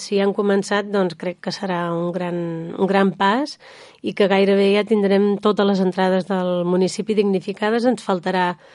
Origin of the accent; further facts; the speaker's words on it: Sant Sadurní d'Anoia, Catalonia, Spain; les persones que som de Sant Sadurní i que vivim